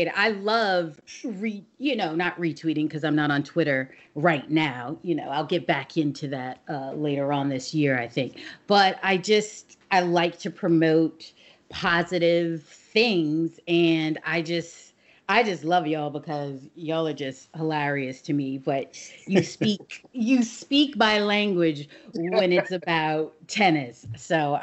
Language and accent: English; Arizona, United States; moved away as an adult; now in New York, United States; I live in New York, and I'm originally from New York, but I was raised in Arizona